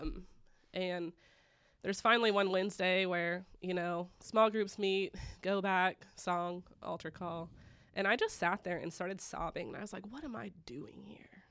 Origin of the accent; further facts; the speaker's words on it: Broken Arrow, Oklahoma, United States; I was raised here in Broken Arrow